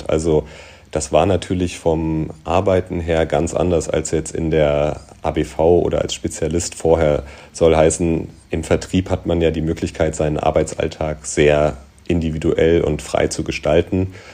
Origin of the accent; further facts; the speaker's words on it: North Rhine-Westphalia, Germany; born there; komme gebürtig aus der Nähe von Düsseldorf, wohne jetzt aber schon seit mehr als 20 Jahren im Rhein-Main-Gebiet und würde mich da auch zu Hause ähm, fühlen.